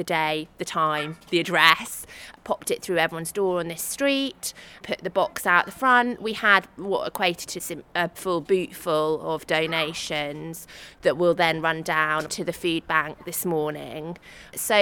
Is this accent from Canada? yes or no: no; Cambridge, East of England, United Kingdom; I grew up in Cambridge